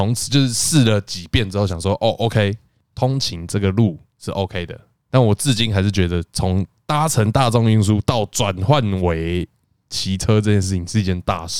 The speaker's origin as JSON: {"language": "Chinese", "region": "Taipei", "country": "Taiwan", "said": "感觉我就台北人嘛"}